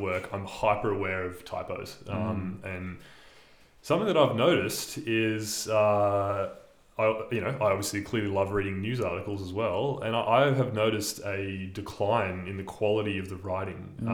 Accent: Illawarra, New South Wales, Australia; my hometown, the Illawarra

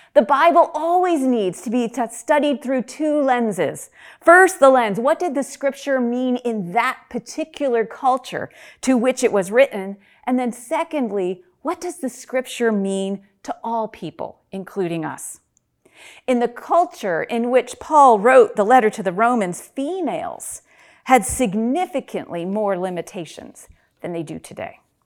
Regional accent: upstate New York, United States; moved away as an adult; also born or lived in Reading, Pennsylvania; now in Pennsylvania, United States; I'm not originally from Pennsylvania. When I moved from upstate New York to Reading, Pennsylvania to attend Albright College

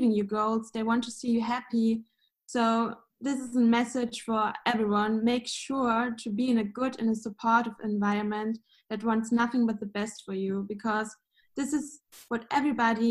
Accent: Munich, Bavaria, Germany; I'm from Munich in Germany

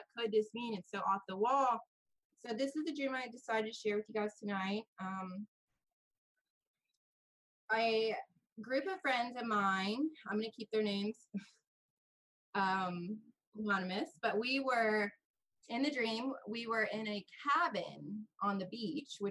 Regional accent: United States; I am from the United States.

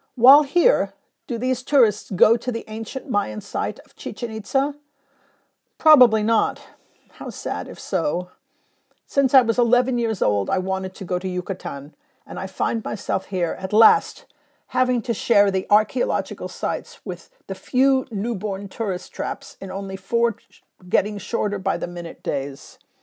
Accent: Los Angeles, California, United States; now in London, United Kingdom; one in Los Angeles, my hometown

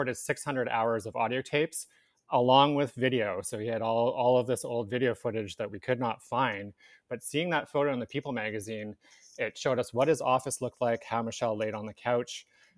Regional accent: Victoria, British Columbia, Canada; now in Vancouver, Canada; I am from Victoria, so I grew up with this story

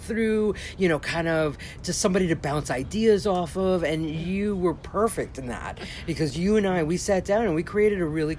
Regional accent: New York, United States; I was born and raised in New York. My parents actually came here from Colombia, South America

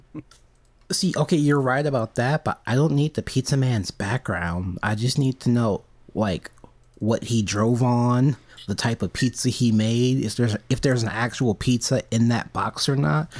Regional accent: United States; I'm an American

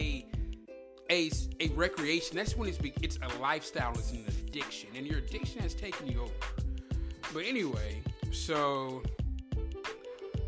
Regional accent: United States; I am an American.

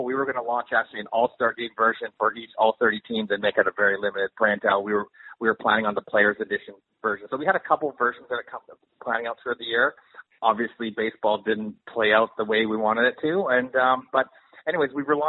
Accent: Canada; now in Los Angeles, United States; I'm based out of Los Angeles, but I'm Canadian

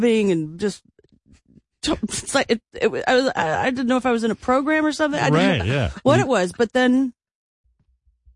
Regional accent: New York, United States; also born or lived in Sherman Oaks, Los Angeles / Philadelphia / Athens, Greece / Crete, Greece; now in Los Angeles, United States; growing up, the majority of my youth was in New York after I moved from Greece

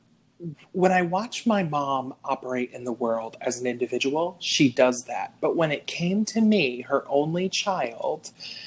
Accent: Round Lake, New York, United States; now in California, United States; I grew up about 2.5 hours north of the city in a little tiny village called Round Lake. It's kind of halfway between Albany and Saratoga.

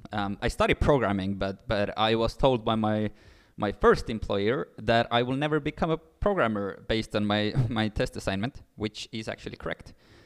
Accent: Pärnu, Pärnu County, Estonia; also born or lived in Nigeria; Born and raised in a small city of Pärnu.

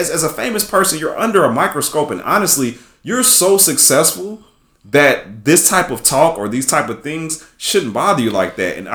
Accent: Atlanta, Georgia, United States; like you know, I'm from Atlanta, so I ain't gonna shit on him, man.

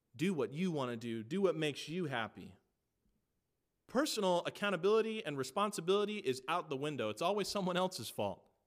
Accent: United States; I am an American

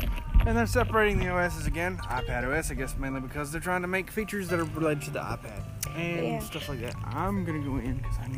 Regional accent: the South, United States; I'm from the South, and well, Miss Lady over here who's doing this podcast, she's from up north, and I'm from the South, so I'm visiting.

